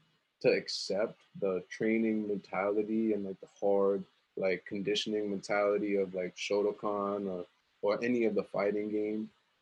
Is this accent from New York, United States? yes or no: yes; Richmond Hill, New York, United States; Well, growing up in Richmond Hill, the Punjabi kids over there was always like, they were tough.